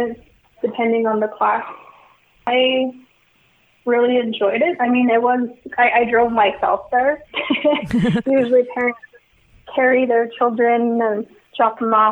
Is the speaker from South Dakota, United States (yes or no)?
yes; Porcupine, South Dakota, United States; I'm from the Porcupine, South Dakota community. It's a very small town, and I grew up on the outskirts of it.